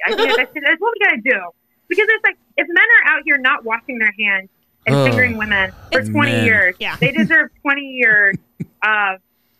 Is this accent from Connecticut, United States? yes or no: no; Indiana, United States; I grew up in Indiana and I am corny.